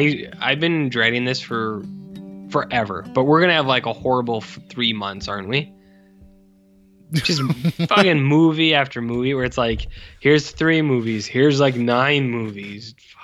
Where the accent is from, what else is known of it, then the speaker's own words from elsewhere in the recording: the South, United States; I am a debutante from the South.